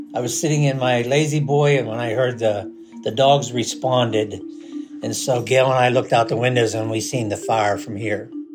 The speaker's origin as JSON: {"language": "English", "town": "Darlington Township", "region": "Pennsylvania", "country": "United States", "tie": "born or raised there", "moved": "as an adult", "lives_now": "East Palestine, United States", "said": "I grew up in Darlington Township, Pennsylvania"}